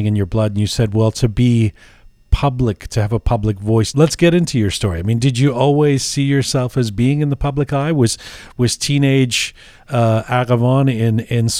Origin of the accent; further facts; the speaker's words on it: England, United Kingdom; now in Canada; I grew up in England and then I came to Canada, but my family's Iranian